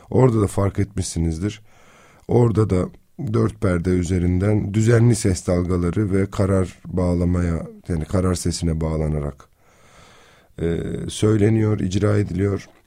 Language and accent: Turkish; Kızıltepe, Mardin, Turkey; Burada da girer girmez bir Kızıltepe'li olarak klimayı açtım ama beni çarpmış herhalde.